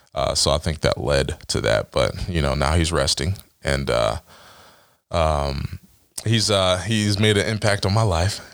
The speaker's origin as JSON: {"language": "English", "town": "Dover", "region": "Ohio", "country": "United States", "tie": "born or raised there", "said": "growing up in Dover"}